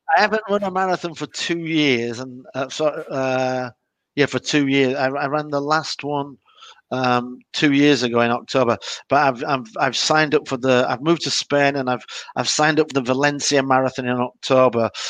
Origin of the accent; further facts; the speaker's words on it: Leeds, Yorkshire and the Humber, United Kingdom; I'm from Leeds. We hate Manchester United.